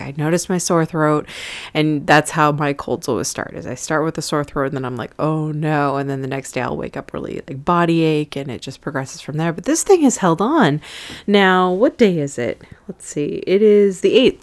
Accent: California, United States; now in New York City, United States; I'm originally from California, which is very far away from New York City

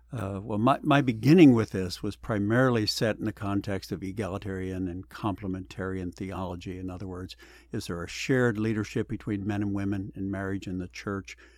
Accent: Pennsylvania, United States; also born or lived in Arkansas; now in California, United States; I was born in Pennsylvania, went to school in Arkansas, so I experienced two different cultures

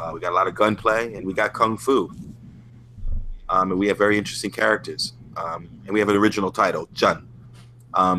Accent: New York, United States; also born or lived in Hong Kong; now in Philadelphia, United States; I was born and raised in New York. But I've transpired to Philadelphia now.

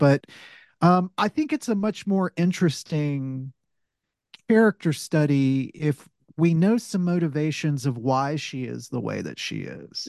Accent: the South, United States; I'm a Southerner

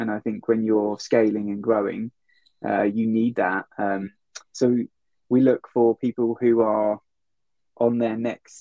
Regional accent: Worthing, South East England, United Kingdom; moved away as an adult; also born or lived in London / New York; I grew up down near Brighton, a place called Worthing

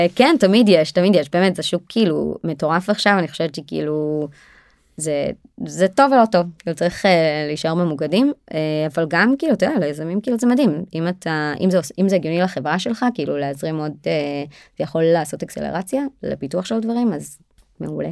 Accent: Israel; אנחנו ישראלים אנחנו מאוד תכלס דוגרי

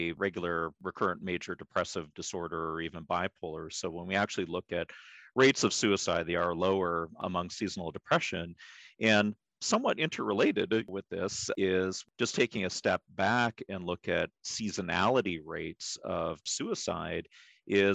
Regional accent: Pacific Northwest, United States; I was born and raised in the Pacific Northwest

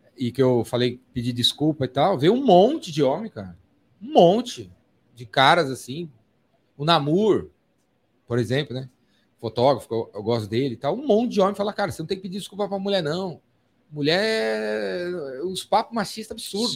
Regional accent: São Paulo, Brazil; Eu sou de São Paulo, paulistano

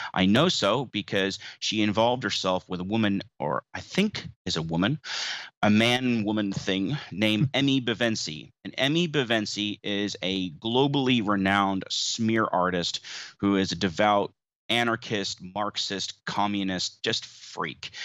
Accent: New Zealand; also born or lived in United States; as an American um, by birth, but a New Zealand citizen since 1996, coming here as a nine year old boy

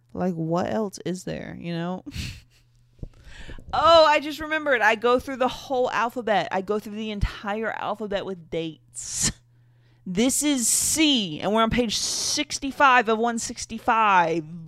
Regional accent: North Carolina, United States; my hometown of North Carolina

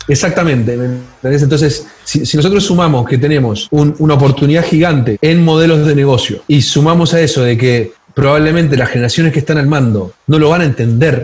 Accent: Uruguay; moved away as an adult; now in Chile; yo soy uruguayo y yo todavía recuerdo, hace mucho tiempo trabajar en el sector financiero en Uruguay

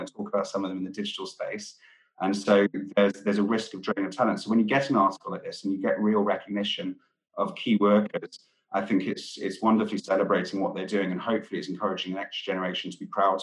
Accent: Wales, United Kingdom; I'm from Wales. I grew up in rural countryside Wales, surrounded by farms.

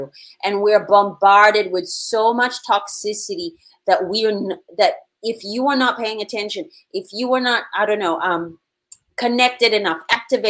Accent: Philippines; I was born in the Philippines with Spanish and Filipino parents

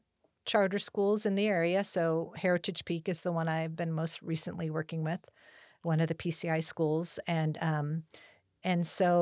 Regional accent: Hacienda Heights, California, United States; So I was born and raised in Los Angeles County in a city called Hacienda Heights, sort of outer Los Angeles County suburb.

